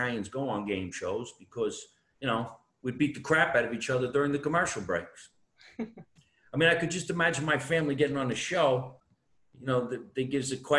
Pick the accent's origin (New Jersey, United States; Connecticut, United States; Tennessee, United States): New Jersey, United States; I'm from New Jersey.